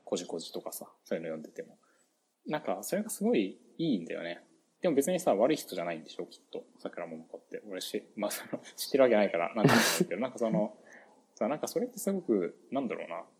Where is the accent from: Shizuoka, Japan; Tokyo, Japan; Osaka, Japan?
Shizuoka, Japan; Shimizu; moved away; 僕だって清水で生まれてるからね、俺